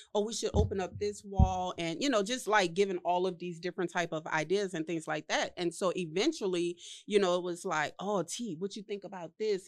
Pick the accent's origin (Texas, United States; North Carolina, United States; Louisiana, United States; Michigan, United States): Louisiana, United States; New Orleans; I was from New Orleans, you know, right after Hurricane Katrina